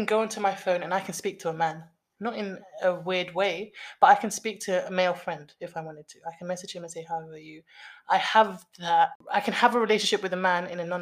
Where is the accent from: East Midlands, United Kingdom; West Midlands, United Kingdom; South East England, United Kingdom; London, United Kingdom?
London, United Kingdom; we are from the West, we are Londoners